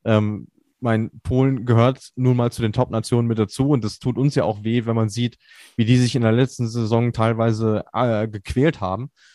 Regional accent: Germany; als Deutsche

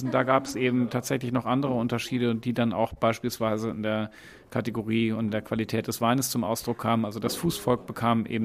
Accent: Bonn, North Rhine-Westphalia, Germany; Ich bin in Bonn aufgewachsen, in Dottendorf zuerst und dann nach einem Umzug im Alter von neun Jahren in Ückesdorf

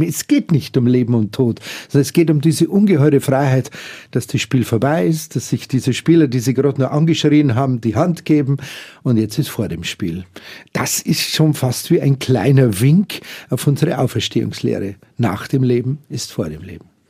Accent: Munich, Bavaria, Germany; als Münchner Kindl

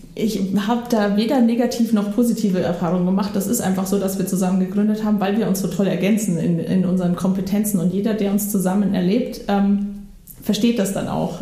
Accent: Bavaria, Germany; moved away as an adult; now in Schleswig, Germany; ich bin ähm, in Bayern groß geworden

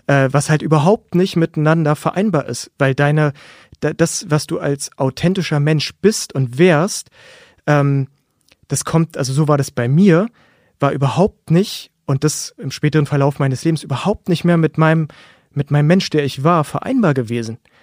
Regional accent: Berlin, Germany; ich bin 1985 in Berlin-Friedrichshain geboren worden und habe zusammen mit meiner Familie gelebt.

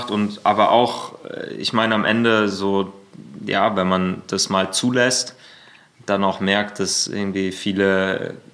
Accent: Berlin, Germany; Ja, ja, ja, Berlin. genau.

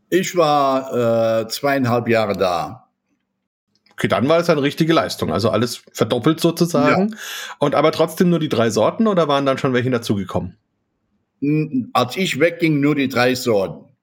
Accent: Saarland, Germany; moved away as an adult; now in Nolensville, United States; Ich bin im Saarland aufgewachsen.

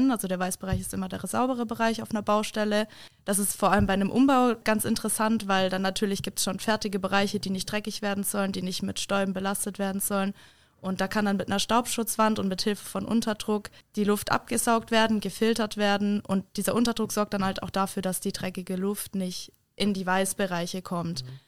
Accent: Kassel, Hesse, Germany; Ich komme äh, ursprünglich aus Kassel.

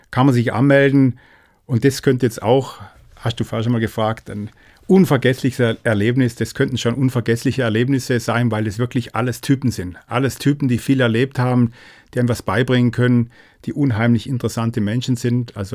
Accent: Germany; Und da sind wir Deutsche, die ja super korrekt sind, das haben wir irgendwie nicht auf dem Radar

